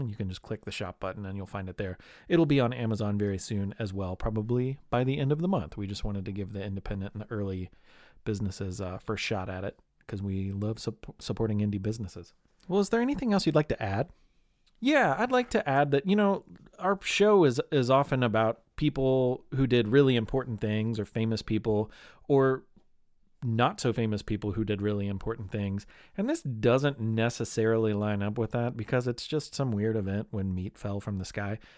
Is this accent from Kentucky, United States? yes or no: yes; Louisville, Kentucky, United States; it's currently available now in my hometown of Louisville